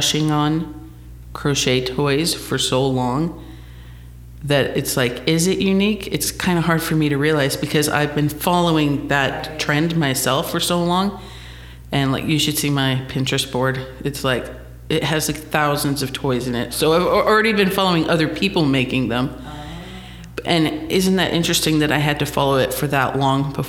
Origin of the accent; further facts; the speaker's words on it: St. George, Utah, United States; moved away as an adult; also born or lived in Phoenix, Arizona; now in Netherlands; I'm originally from St. George